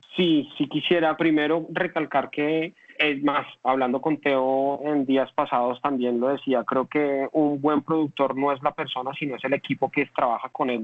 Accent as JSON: {"language": "Spanish", "country": "Colombia"}